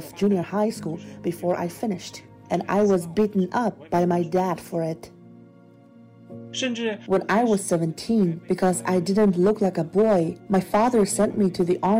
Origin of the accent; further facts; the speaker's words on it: Northeast China, China; I'm from Northeast China.